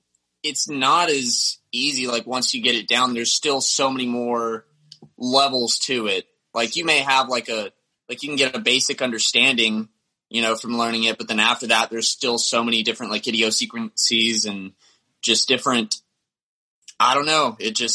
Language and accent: English; the South, United States; growing up in the South, I really got into metal at a young age